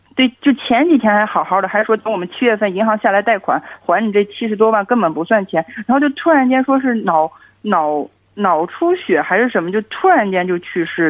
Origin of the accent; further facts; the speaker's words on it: Hebei, China; 我是河北的